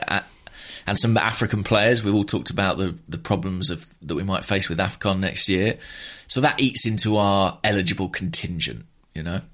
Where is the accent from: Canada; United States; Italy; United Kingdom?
United Kingdom; England; as a Englishman